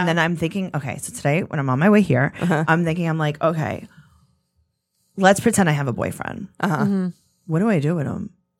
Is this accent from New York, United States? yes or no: yes; New York City, New York, United States; I'm Italian, right? I grew up in Queens.